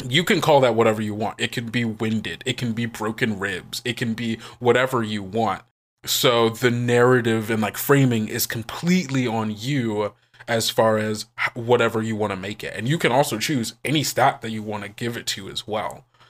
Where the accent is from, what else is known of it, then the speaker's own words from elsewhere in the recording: St. Louis, Missouri, United States; I am originally from Saint Louis, Missouri.